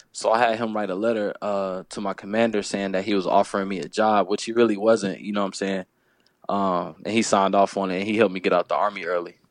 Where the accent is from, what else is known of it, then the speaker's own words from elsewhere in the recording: Fayetteville, North Carolina, United States; I'm from Fayetteville, North Carolina